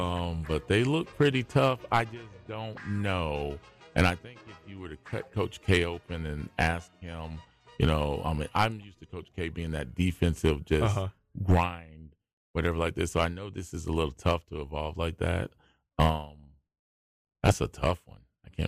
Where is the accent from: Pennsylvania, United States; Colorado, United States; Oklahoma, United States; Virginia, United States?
Pennsylvania, United States; Philadelphia; But mine, I grew up like in Philadelphia.